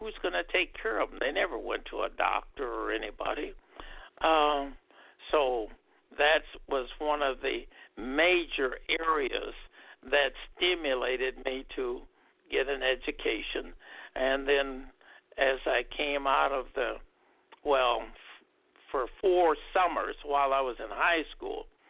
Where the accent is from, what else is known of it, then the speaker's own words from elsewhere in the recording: Omaha, Nebraska, United States; My hometown is Omaha, Nebraska